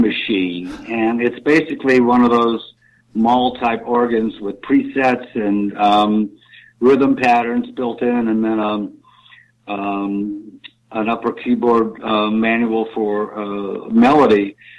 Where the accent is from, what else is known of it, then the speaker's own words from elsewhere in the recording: Cleveland, Ohio, United States; I am from Cleveland and it's a major, you know, Polka City